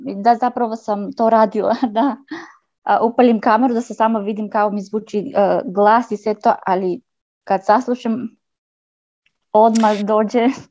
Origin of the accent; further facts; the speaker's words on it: North Macedonia; Croatian is a second language; ja sam iz Makedonije, ne razumem, ne pričam dobro hrvatski